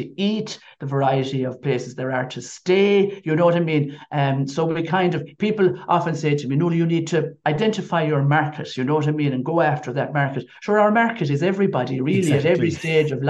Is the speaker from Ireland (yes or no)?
yes; Kilfenora, Munster, Ireland; also born or lived in Ennis; I'm from Kilfenora, but when I got married first, I lived in Ennis